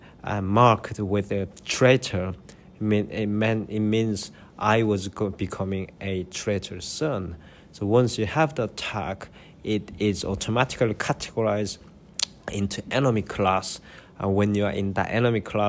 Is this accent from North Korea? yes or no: yes; North Korea; now in United Kingdom; I live in the UK now, but I was born in North Korea and escaped